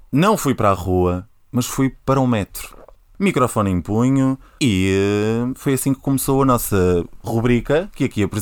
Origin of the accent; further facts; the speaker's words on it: Porto, Norte, Portugal; Eu que sou de Porto, tenho-vos a dizer que as pessoas foram extremamente simpáticas comigo.